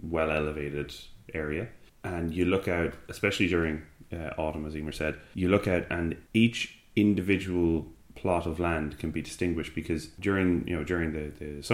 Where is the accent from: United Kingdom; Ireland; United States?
Ireland; now in Spain; As Irish people coming over